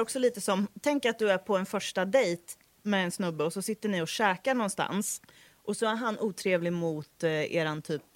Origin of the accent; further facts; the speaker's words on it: Degerfors, Örebro County, Sweden; jag är från Degerfors. Vi svetsar stål hela dagarna